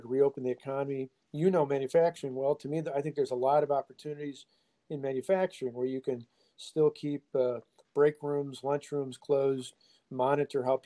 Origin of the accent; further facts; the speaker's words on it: Walworth County, Wisconsin, United States; I grew up in Walworth County